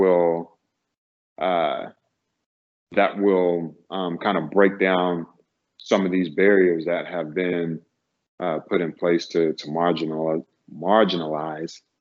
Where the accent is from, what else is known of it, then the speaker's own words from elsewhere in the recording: North Carolina, United States; moved away; also born or lived in California; Growing up in North Carolina, it is more of a conservative space